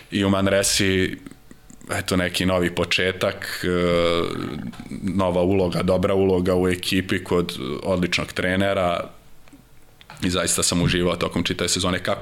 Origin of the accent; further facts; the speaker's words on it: Vojvodina, Serbia; mislim ja sam Vojvođanin